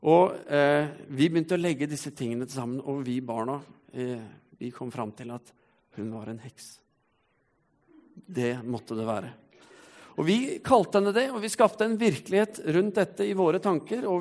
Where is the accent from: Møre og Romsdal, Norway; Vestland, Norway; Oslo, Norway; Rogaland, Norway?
Rogaland, Norway; Stavanger; Som du kanskje ikke hører på dialekten min, så har jeg vært en eh, skikkelig siddis en gang i tiden. Kav Stavanger. Og eh, det var fordi når jeg var fem år, så flyttet familien min hit.